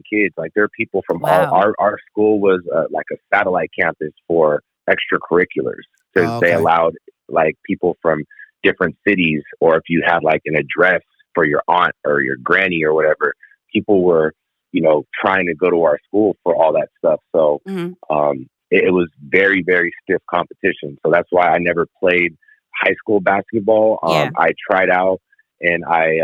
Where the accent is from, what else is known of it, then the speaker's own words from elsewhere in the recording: Union City, California, United States; moved away as an adult; I came from the Bay Area, Union City to be exact. I spent my whole life there